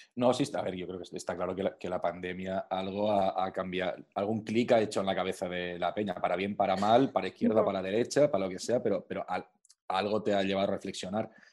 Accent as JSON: {"language": "Spanish", "town": "Alcoy", "region": "Valencian Community", "country": "Spain", "moved": "yes", "lives_now": "Madrid, Spain", "said": "yo soy alcoyano, yo soy de, de Alcoy"}